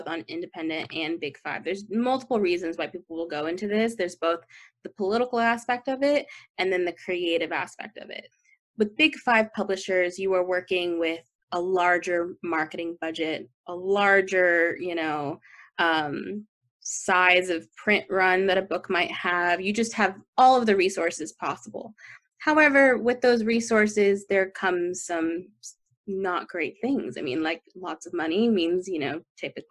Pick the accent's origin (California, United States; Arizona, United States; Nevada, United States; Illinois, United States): Nevada, United States; Las Vegas; moved away; also born or lived in Texas; I grew up in Las Vegas